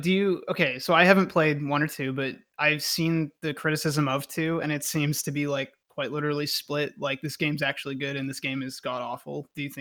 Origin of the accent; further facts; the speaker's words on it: the South, United States; I'm from a hick town